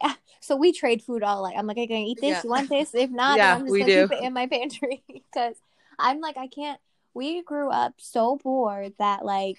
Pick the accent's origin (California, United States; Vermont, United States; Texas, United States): Texas, United States; I know I'm from Texas